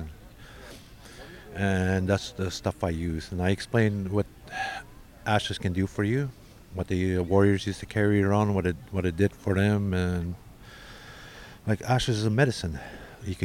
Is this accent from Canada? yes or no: yes; Wikwemikong, Ontario, Canada; I am from Wequemacon, Ontario, Canada